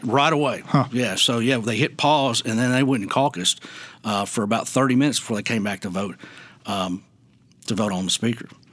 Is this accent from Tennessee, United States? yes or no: yes; Wilson County, Tennessee, United States; also born or lived in Memphis, Tennessee; I grew up in Wilson County.